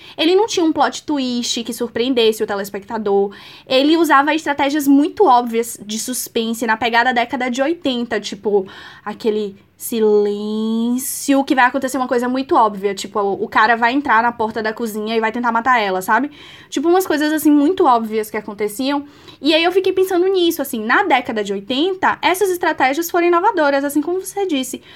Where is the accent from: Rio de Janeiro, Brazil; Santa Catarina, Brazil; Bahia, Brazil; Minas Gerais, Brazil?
Bahia, Brazil; Eu sou baiana